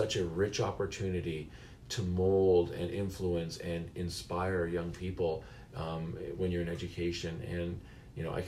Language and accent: English; Mississauga, Ontario, Canada; I was blessed in growing up in Mississauga